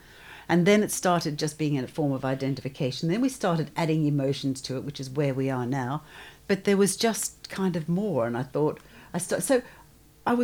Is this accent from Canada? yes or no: no; Australia; moved away as an adult; also born or lived in Melbourne / London; I'm Australian, studied in Melbourne, worked for a year over here, and then went to London